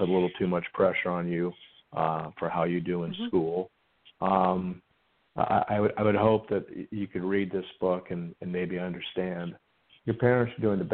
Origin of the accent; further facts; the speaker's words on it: the South, United States; I grew up in the South, and I like to say I was churched to death